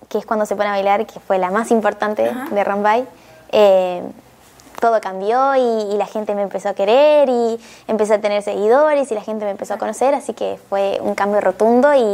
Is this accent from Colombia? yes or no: no; Nogoyá, Entre Ríos, Argentina; Eh, yo soy de Nogoyá, Argentina, una ciudad muy pequeña.